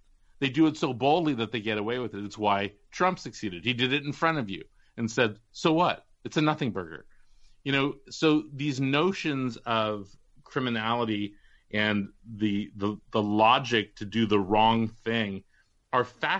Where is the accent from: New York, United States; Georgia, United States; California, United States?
California, United States; Walnut Creek; moved away; two girls on my block in Walnut Creek